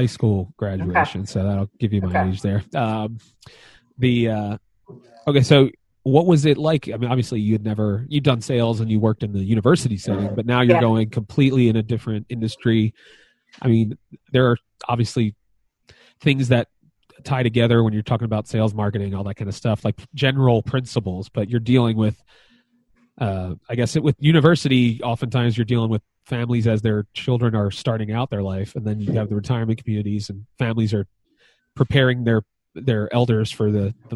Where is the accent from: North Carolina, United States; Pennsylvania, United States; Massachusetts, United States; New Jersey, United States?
Pennsylvania, United States; Philadelphia; also born or lived in North Wales, Pennsylvania / Lansdale, Pennsylvania / East Norriton, Pennsylvania; I grew up in Philadelphia, moved to North Wales when I got married